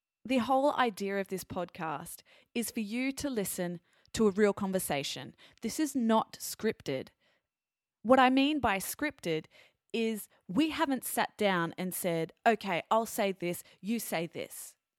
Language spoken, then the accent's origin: English; Australia; Well, being an Australian, yeah, so I know where Papua New Guinea is.